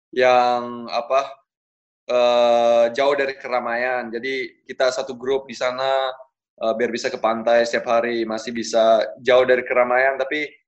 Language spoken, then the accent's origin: Indonesian; Bali, Indonesia; Uh, ibu saya Jawa, Bro. Sama bapak saya Amerika. Tapi saya lahir Eh, dan tumbuh besar di Bali.